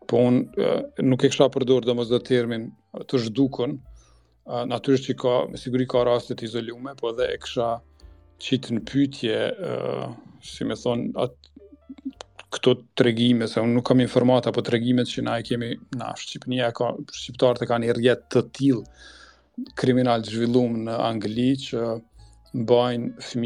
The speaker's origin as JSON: {"language": "Albanian", "country": "Kosovo", "moved": "yes", "lives_now": "United Kingdom", "said": "e kemi gjetë në si Kosovar kur kemi emigruar"}